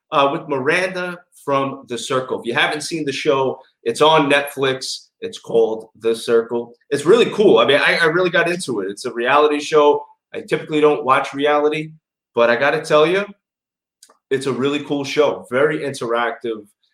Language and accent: English; New York City, New York, United States; accent: New York; now in West Palm Beach, United States; I was raised in Bensonhurst, which is a very big Italian neighborhood in Brooklyn.